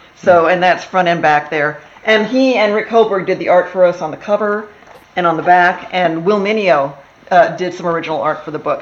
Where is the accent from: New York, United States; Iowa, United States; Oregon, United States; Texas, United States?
Texas, United States; moved away as an adult; also born or lived in Wisconsin; now in Los Angeles, United States; I was born in Wisconsin, grew up in Texas